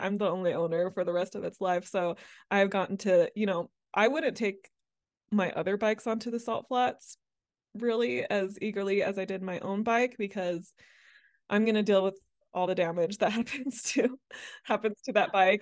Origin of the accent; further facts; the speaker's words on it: Mississippi, United States; moved away as an adult; also born or lived in Amsterdam, Netherlands; I grew up, uh, largely in, uh, Mississippi